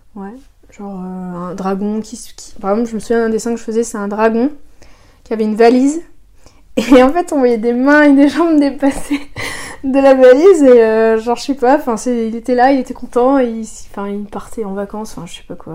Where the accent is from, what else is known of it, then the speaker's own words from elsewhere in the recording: Soissons, Hauts-de-France, France; moi je suis née à Soissons, donc c'est une ville au nord de la France, pas très loin de Paris